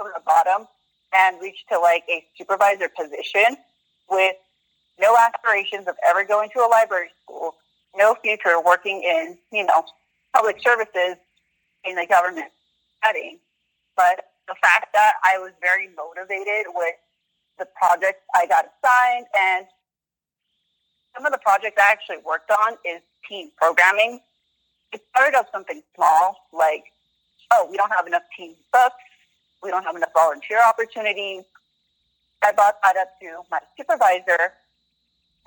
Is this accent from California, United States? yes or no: yes; Southern California, United States; I grew up in Southern California most of my life.